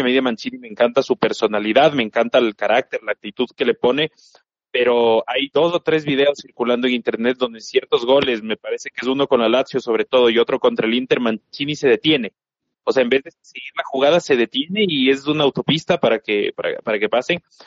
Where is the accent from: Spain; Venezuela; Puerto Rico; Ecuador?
Ecuador; acá en Ecuador, en mi país